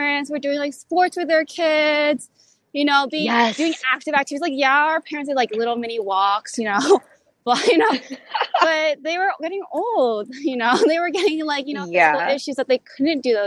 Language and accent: English; New York City, New York, United States; moved away as an adult; also born or lived in Canada; growing up in New York City